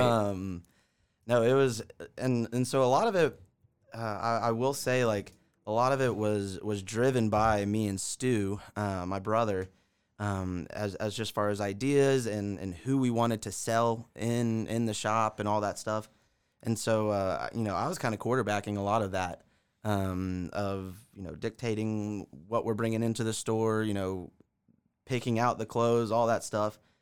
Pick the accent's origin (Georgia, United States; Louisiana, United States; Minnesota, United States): Georgia, United States; Augusta; also born or lived in South Carolina; born and raised in Augusta.